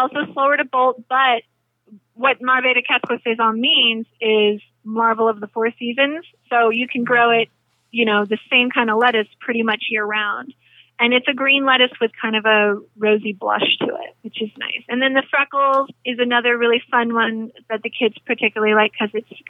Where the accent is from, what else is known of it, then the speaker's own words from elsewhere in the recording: the South, United States; Collard greens, because I'm from the South originally, definitely a favorite. Grew up with it.